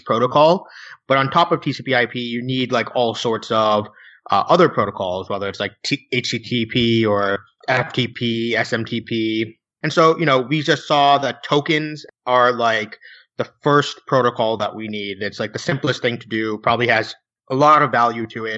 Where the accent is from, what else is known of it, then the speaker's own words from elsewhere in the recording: United States; I'm an American.